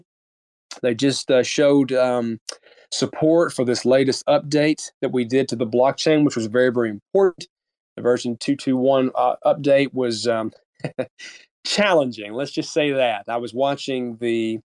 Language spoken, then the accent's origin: English; United States; as an American